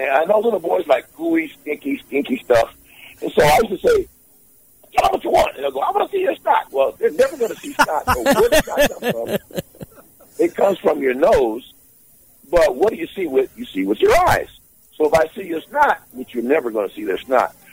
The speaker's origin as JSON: {"language": "English", "region": "Alabama", "country": "United States", "said": "I'm from, I'm from Alabama by way of Alabama, so a lot of praying folks down there"}